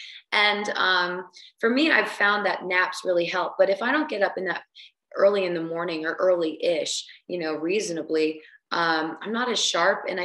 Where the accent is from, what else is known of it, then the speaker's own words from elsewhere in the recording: New Jersey, United States; I'm from New Jersey. I grew up in New Jersey